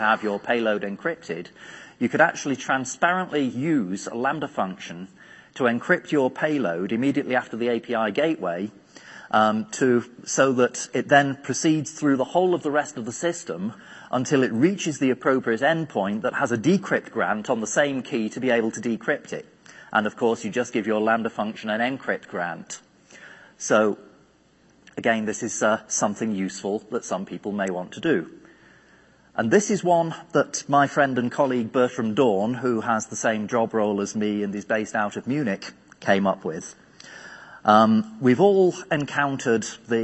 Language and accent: English; United Kingdom; being British